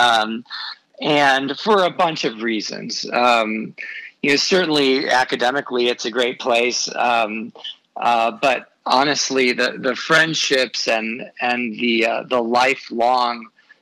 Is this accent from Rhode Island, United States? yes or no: no; Chicago, Illinois, United States; also born or lived in Oxford, Ohio; I'm from Chicago